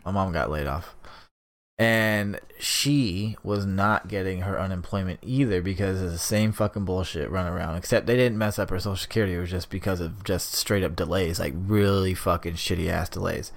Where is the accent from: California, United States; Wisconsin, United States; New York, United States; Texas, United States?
California, United States; Sacramento; we're from Sacramento